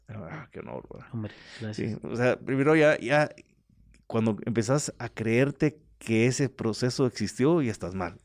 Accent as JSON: {"language": "Spanish", "country": "Guatemala", "said": "como guatemalteco"}